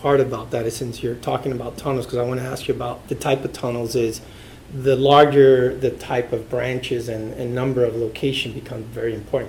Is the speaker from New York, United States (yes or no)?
no; Arizona, United States; I'm from Arizona, so I'm wearing long johns and everything there.